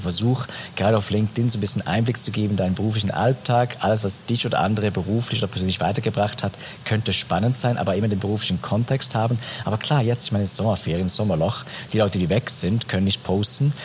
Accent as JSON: {"language": "German", "country": "Switzerland", "tie": "born or raised there", "said": "wächst du in der Schweiz auf, das sowieso dreisprachig ist"}